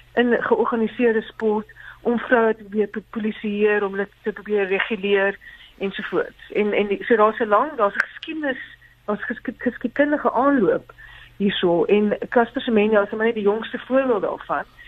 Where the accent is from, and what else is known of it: South Africa